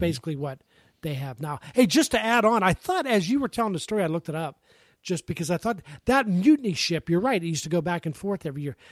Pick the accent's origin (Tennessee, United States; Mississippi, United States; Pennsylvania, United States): Pennsylvania, United States; Pittsburgh; I grew up in Pittsburgh